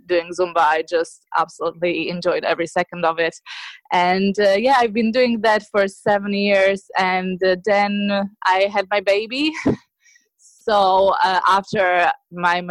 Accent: Slovakia; moved away as an adult; now in Ireland; I moved to Ireland about 12 years ago. And before that, I'm from Slovakia

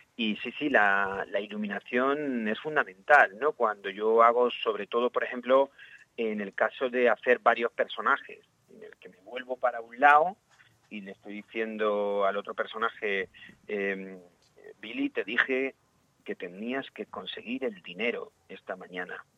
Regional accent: Valle de Abdalajís, Andalusia, Spain; si había una obra de teatro en, el cole, en el Valle de Abdalají, que de donde soy

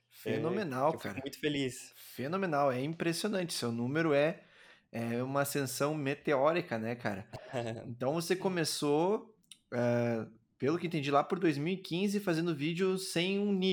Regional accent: Montes Claros, Minas Gerais, Brazil; accent: Montes Claros accent; você mora agora em Montes Claros, isso? Isso, sou de Montes Claros.

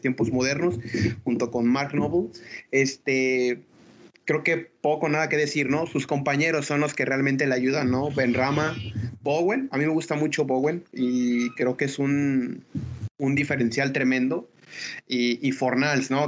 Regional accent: Mexico; a nosotros como mexicanos

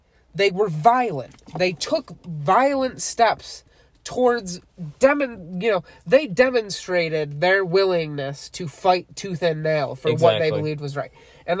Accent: United States

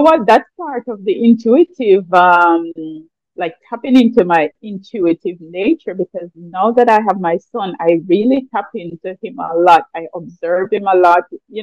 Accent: Jamaica; I grew up in the mountains. I was always surrounded by, nature. My parents were farmers, so we lived a very simple life, but it was a more natural. And I mean, historically, as a Jamaican artist

